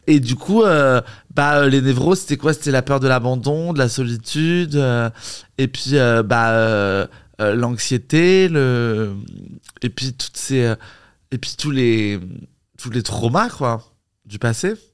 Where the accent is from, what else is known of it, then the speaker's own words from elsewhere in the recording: Paris, Île-de-France, France; je suis né à Paris